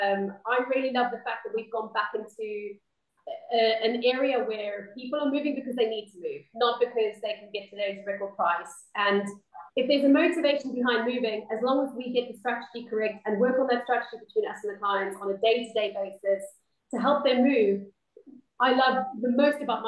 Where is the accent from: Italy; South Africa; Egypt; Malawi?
South Africa; moved away; I'm obviously from the Southern Hemisphere, South Africa